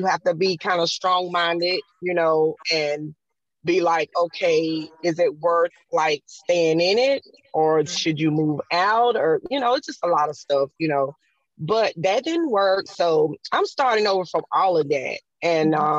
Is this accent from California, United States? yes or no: no; South Carolina, United States; I'm from South Carolina